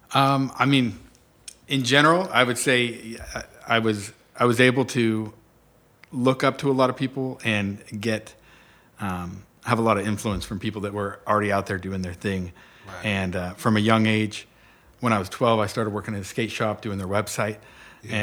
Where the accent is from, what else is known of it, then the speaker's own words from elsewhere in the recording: Orange County, California, United States; now in Pittsburgh, United States; I was born in Orange County, California